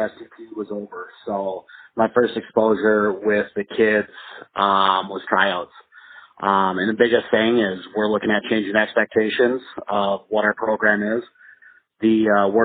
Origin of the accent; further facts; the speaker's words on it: Delano, Minnesota, United States; also born or lived in Coon Rapids, Minnesota; I grew up in Delano, so that's where I played hockey, and grew up in that community.